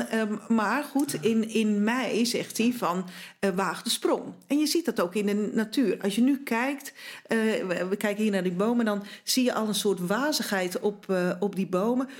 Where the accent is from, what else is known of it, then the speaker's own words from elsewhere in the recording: Zeeland, Netherlands; moved away; verhuisden wij naar Zeeland, waar wij, mijn man en ik vandaan komen.